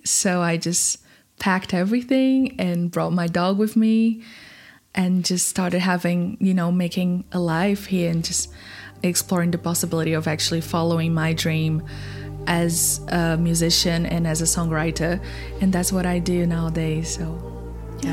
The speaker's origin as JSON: {"language": "English", "country": "Brazil", "tie": "born or raised there", "moved": "as an adult", "said": "in Brazil, I was going to uni studying design"}